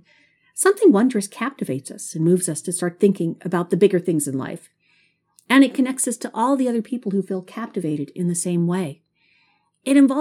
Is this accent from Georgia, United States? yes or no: no; Houston, Texas, United States; also born or lived in Maryland / Alabama / Waco, Texas; my hometown of Houston, Texas